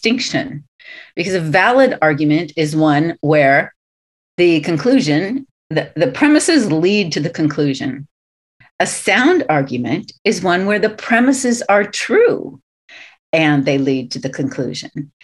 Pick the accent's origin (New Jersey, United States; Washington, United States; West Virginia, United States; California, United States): California, United States; Southern; I'm from Southern California, born and raised